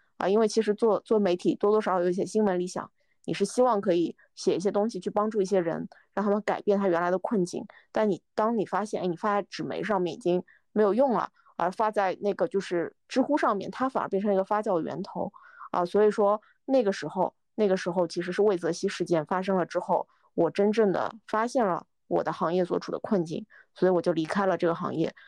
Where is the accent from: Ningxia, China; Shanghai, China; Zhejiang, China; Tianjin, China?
Shanghai, China; moved away as an adult; now in Beijing, China; 我其实是上海人